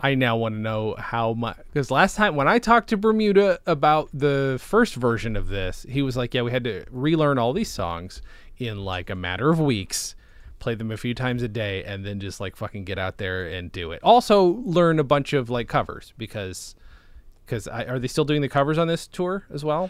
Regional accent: Canada; I'm from Canada.

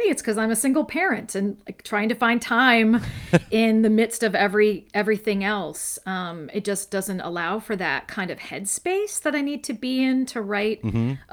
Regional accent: Westerville, Ohio, United States; also born or lived in Columbus, Ohio / Bexley, Ohio; I live in Bexley, Ohio now, but I was born in Columbus and raised in Westerville

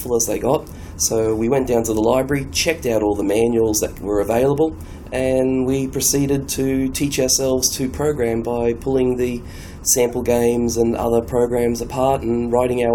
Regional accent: Sydney, New South Wales, Australia; I'm from Sydney, Australia.

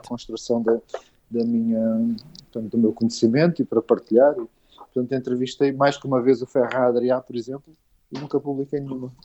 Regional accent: Olhão, Algarve, Portugal; now in Lisbon, Portugal; eu vim para Lisboa, sou de Olhão

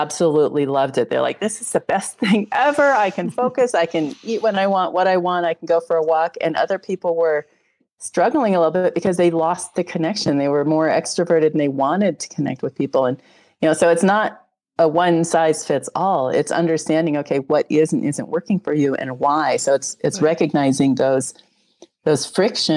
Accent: Wyoming, United States; moved away; also born or lived in Colorado; I'm from Colorado. I grew up in Wyoming.

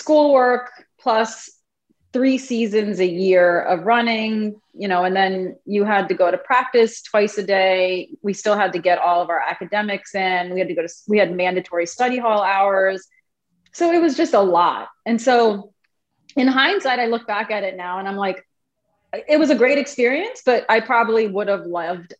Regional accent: Alexandria, Virginia, United States; also born or lived in Brooklyn, New York; I grew up in Alexandria, so I'm local

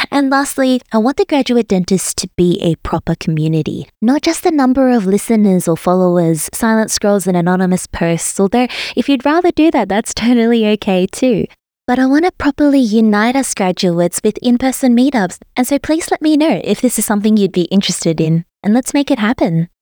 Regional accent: Melbourne, Victoria, Australia; moved away as an adult; also born or lived in Sydney; now in Brisbane, Australia; I was born and raised in Melbourne

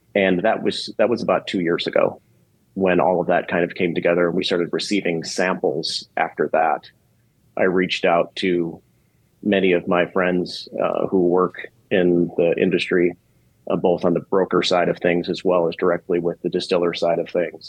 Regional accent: Chicago, Illinois, United States; I grew up in Chicago, which is one of the best cities in the world.

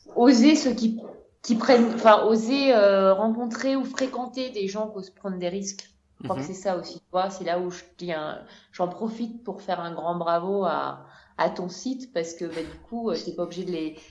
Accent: France; moved away as an adult; also born or lived in Amazon, Ecuador; now in Quito, Ecuador; on est française

